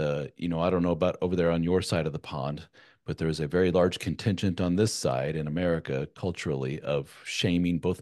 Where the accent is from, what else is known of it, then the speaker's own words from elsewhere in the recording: Germany; moved away; Having grown up in a European, my mother being from Spain, I was born in Germany, and my wife's from Germany